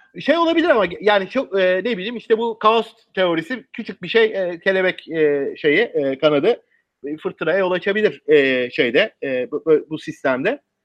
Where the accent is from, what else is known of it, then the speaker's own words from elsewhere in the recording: Bergama, İzmir, Turkey; Ben İzmirliyim, işte Bergamalıyım.